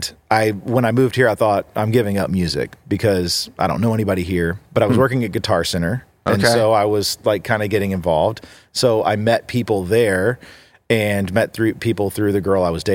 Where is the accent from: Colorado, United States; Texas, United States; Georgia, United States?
Texas, United States; moved away; born and raised in Texas.